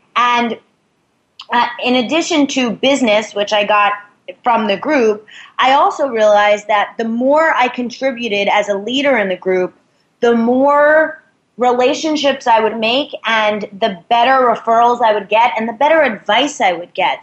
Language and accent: English; New York, United States; I'm from New York